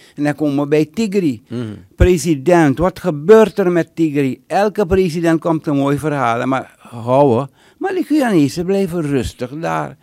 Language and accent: Dutch; Suriname; now in United States; ik ben Surinamer